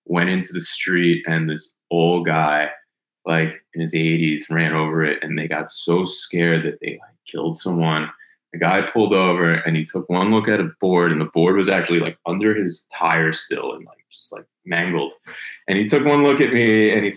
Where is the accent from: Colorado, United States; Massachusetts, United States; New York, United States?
New York, United States; Syosset; also born or lived in Miami Beach; now in Miami, United States; I grew up in Syosset, New York, which is out on Long Island, suburb New York City